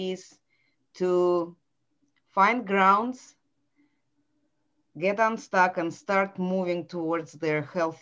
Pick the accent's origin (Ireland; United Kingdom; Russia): Russia; Saint Petersburg; English is a second language; moved away as an adult; now in Atlanta, United States; this is where I was born and raised